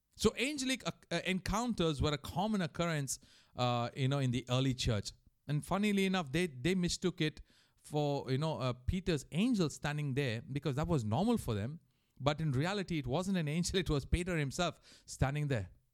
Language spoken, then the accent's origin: English; India; moved away; also born or lived in Mauritius; growing up in India